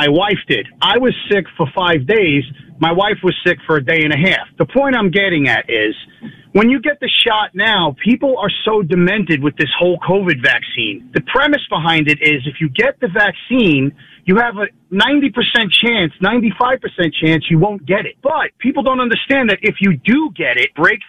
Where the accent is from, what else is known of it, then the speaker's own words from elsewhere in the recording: Long Island, New York, United States; I'm from Long Island